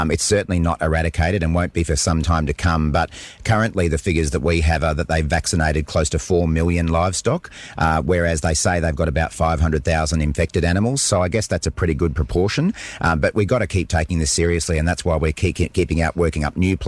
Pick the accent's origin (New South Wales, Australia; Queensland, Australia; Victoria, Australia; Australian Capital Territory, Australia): Queensland, Australia; as a Queenslander